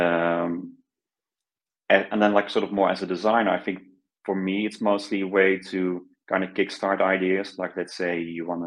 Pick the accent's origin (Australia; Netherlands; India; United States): Netherlands; So I'm Dutch. I grew up in the Netherlands